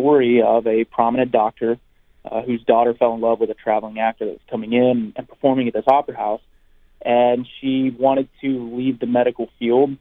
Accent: Van Buren, Arkansas, United States; moved away; my hometown of Van Buren, Arkansas

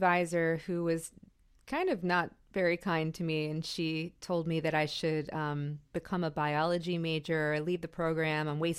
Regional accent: Miami, Florida, United States; I'm from Miami, so it was a real struggle, actually.

